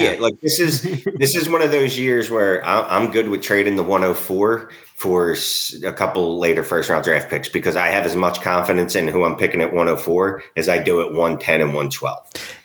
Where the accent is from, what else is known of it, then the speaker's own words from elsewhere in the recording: Philadelphia, Pennsylvania, United States; I'm from Philly